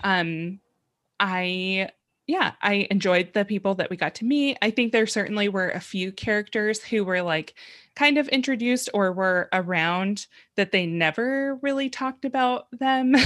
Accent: San Diego, California, United States; I grew up in San Diego

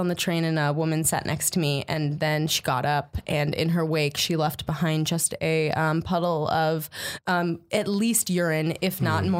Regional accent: Philadelphia, Pennsylvania, United States; moved away as an adult; also born or lived in Pittsburgh; now in Chicago, United States; I'm from the suburbs of Philadelphia. I tell people I'm from Philadelphia because they're like, they don't know the difference.

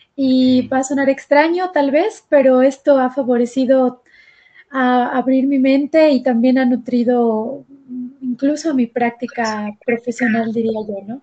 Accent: Mérida, Yucatán, Mexico; now in Mexico City, Mexico; yo soy de Mérida, Yucatán, pero vivo en la Ciudad de México ahorita

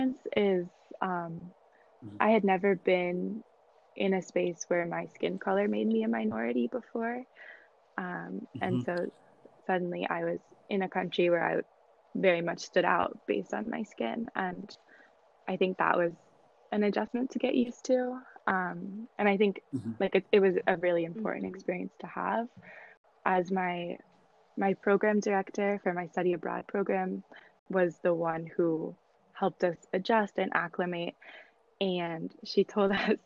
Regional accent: United States; I was from America

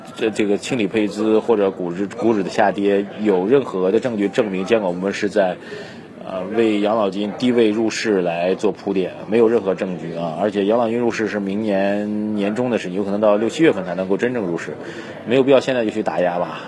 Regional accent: China; 作为中国人，我觉得还是蛮骄傲的一件事情

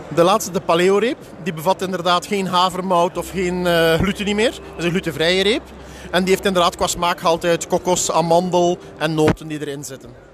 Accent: Belgium; Ik kom eh, uit België

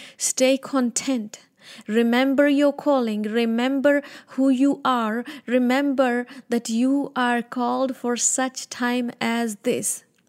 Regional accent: Punjab, India; moved away; I was born in India, North India. I'm a Punjabi

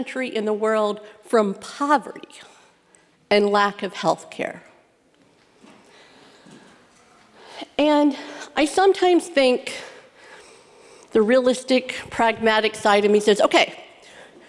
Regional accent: Midwest, United States; I grew up in the Midwest.

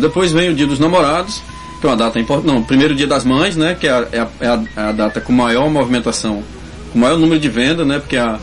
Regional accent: Northeast Brazil, Brazil; moved away; eu sou sertanejo, né? Lá no sertão

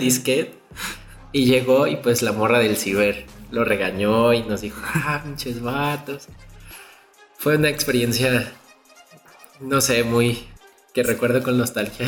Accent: Mexico; como mexicano

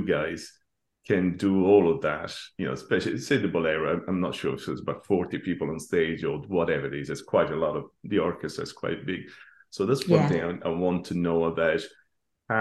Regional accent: Rome, Lazio, Italy; as a kid in school I grew up in Rome

